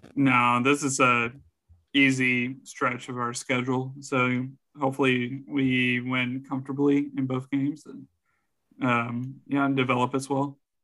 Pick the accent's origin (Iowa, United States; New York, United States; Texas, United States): Texas, United States; San Antonio; born or raised there